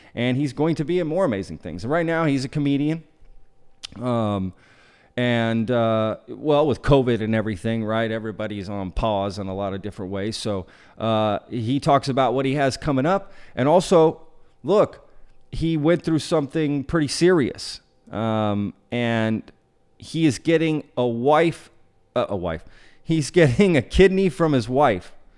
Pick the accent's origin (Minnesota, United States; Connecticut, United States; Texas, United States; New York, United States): Texas, United States; Dallas; I went to high school in Texas too. I'm from the Dallas area